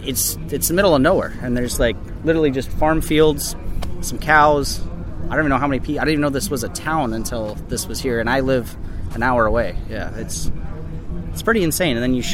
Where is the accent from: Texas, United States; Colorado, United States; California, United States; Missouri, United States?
California, United States; San Luis Obispo; From San Luis Obispo, California, and I own a brewery called Libertine Brewing Compa